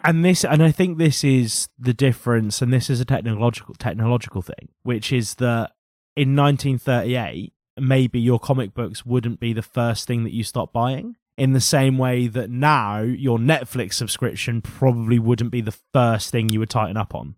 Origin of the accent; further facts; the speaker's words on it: Norfolk, East of England, United Kingdom; we're from Norfolk